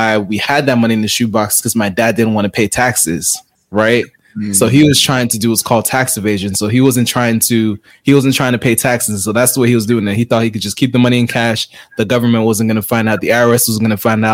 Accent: South Florida, United States; I'm originally from South Florida. So my parents are from Haiti, so I'm of Haitian descent

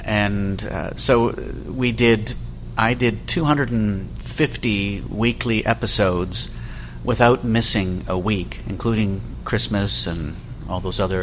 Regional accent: Toronto, Ontario, Canada; my rather idyllic childhood growing up in Leaside.

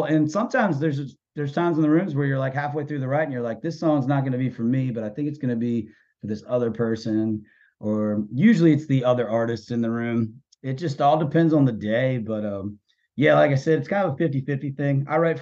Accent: Winchester, Virginia, United States; moved away as an adult; now in Nashville, United States; I'm from a small town in Virginia called Winchester

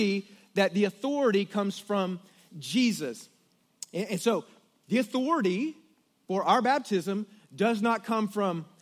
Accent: Killeen, Texas, United States; also born or lived in Cincinnati, Ohio; I grew up there and went to Killeen, and I hated when I moved from Cincinnati, Ohio to Killeen, Texas

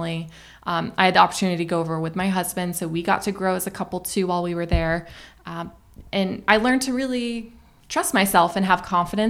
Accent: Florida, United States; moved away as an adult; My home state was Florida. I was born in Florida. I wanted to come back and give my expertise to the community that I call home

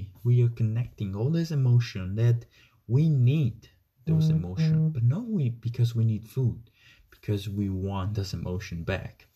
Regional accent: Italy; moved away; I came from Italy, the country of food

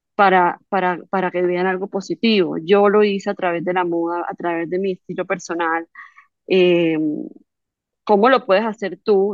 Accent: Barranquilla, Atlántico, Colombia; donde nací, donde donde me crié, en Barranquilla

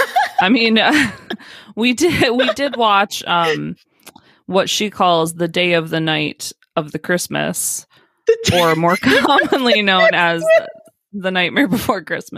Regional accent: Northern Michigan, United States; moved away as an adult; also born or lived in Florida; now in Michigan, United States; I was born and raised in Northern Michigan, and I moved to Florida to go to college because I wanted to get far away from Michigan.

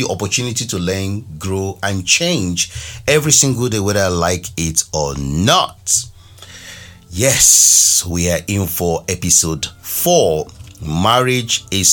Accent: Nigeria; moved away; my home country Nigeria

